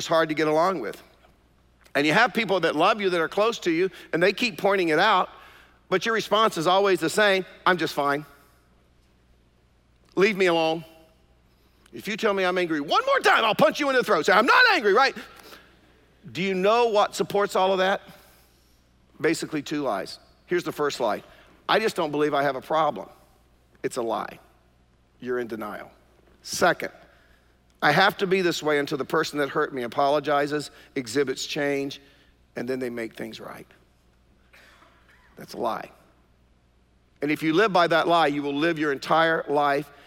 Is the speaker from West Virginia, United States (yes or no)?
no; Durham, North Carolina, United States; I grew up in East Durham